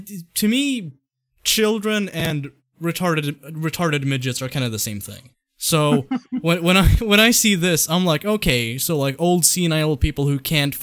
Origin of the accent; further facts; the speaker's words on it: Flint, Michigan, United States; my hometown of Flint, Michigan